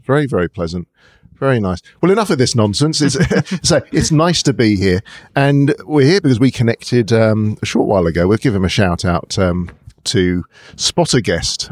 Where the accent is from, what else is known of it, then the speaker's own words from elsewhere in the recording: London, United Kingdom; being a Londoner